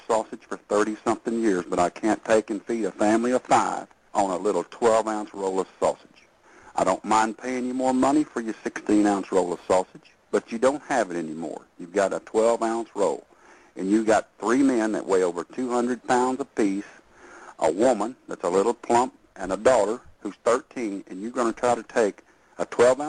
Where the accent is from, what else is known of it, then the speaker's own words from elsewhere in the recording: Texas, United States; I'm a Texas man